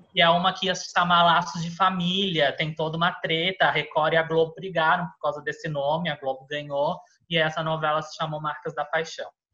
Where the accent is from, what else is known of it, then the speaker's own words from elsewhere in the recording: Florianópolis, Santa Catarina, Brazil; now in São Paulo, Brazil; eu morava, eu sou de Florianópolis